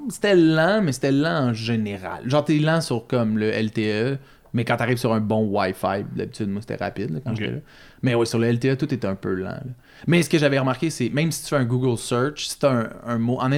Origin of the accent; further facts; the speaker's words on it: Montreal, Quebec, Canada; ça tu peux euh, leur dire je viens de Montréal, I'm come from Montreal